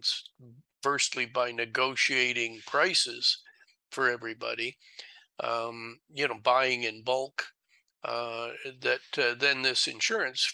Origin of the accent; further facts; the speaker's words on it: Canada; as a Canadian